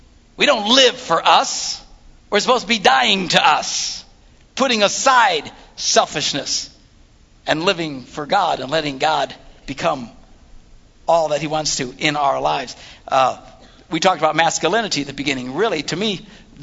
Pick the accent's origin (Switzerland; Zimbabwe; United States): United States; Wisconsin; we're from Wisconsin.